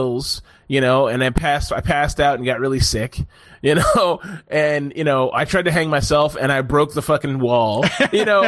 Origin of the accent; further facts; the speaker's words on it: United States; Being an American